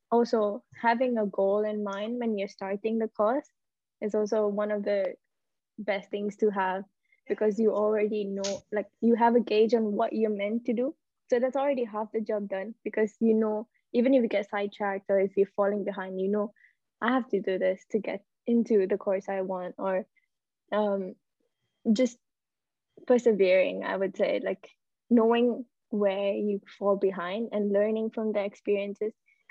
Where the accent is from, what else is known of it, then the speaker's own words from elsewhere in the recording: Malaysia; also born or lived in Singapore; So I'm Malaysian, and I've studied in Singapore, which is a neighboring country, all my life for the first 10 years of my life.